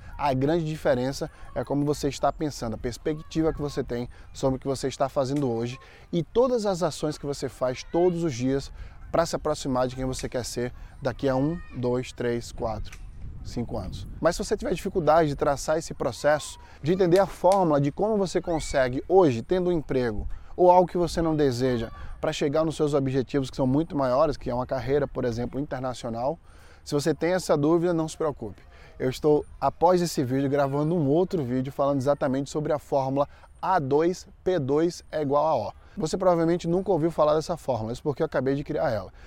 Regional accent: Maceió, Alagoas, Brazil; moved away as an adult; now in United States; lá em Maceió, onde eu nasci e fui criado

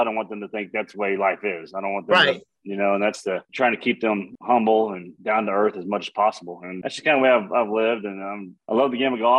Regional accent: Texas, United States; where I grew up

